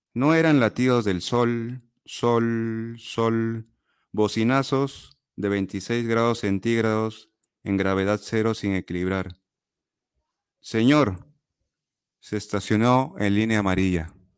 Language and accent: Spanish; Chiclayo, Lambayeque, Peru; moved away; also born or lived in Lima; soy de Chiclayo, es una ciudad al, al norte de Perú